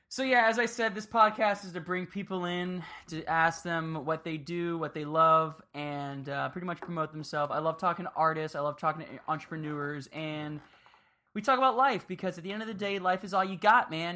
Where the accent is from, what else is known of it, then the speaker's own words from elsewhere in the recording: Miami, Florida, United States; moved away; I grew up in Miami